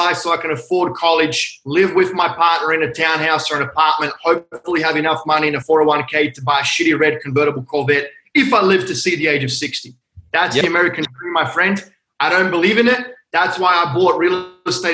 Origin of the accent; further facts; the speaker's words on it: Australia; moved away; also born or lived in Hong Kong; I'm Australian. My parents are from Croatia